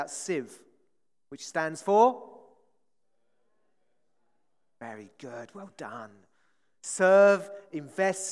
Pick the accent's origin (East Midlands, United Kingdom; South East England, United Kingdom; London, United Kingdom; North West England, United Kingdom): South East England, United Kingdom; Hastings; I come from Hastings, seaside town